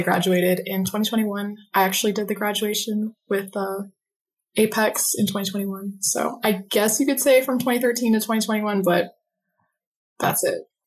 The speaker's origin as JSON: {"language": "English", "town": "Phoenix", "region": "Arizona", "country": "United States", "tie": "born or raised there", "said": "I'm currently in Phoenix, Arizona, um, I've never left"}